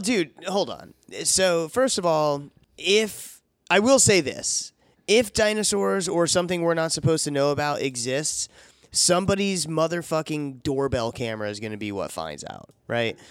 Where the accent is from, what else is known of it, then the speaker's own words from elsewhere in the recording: DeBary, Florida, United States; I was growing up in DeBerry down there in Florida